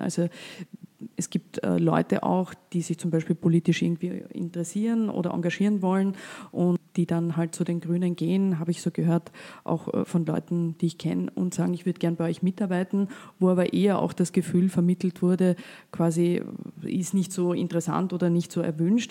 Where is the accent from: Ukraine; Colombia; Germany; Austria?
Austria; Vorarlberg; als Vorarlbergerin